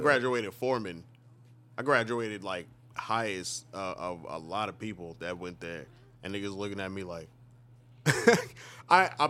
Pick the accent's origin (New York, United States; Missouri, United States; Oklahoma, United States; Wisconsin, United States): New York, United States; moved away; I'm from New York